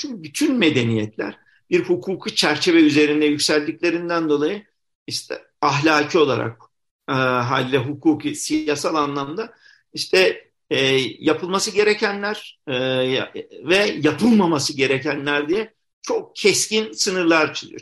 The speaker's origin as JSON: {"language": "Turkish", "region": "Konya", "country": "Turkey", "tie": "born or raised there", "moved": "as an adult", "said": "dinsel anlamda muhafazakar bir şehirde yaşadığım için yani çocukluğumda e, sonra tabi yurt dışı tecrübem şey oldu ama kaçıncı olarak tekrar Konya'ya geri döndüğümü"}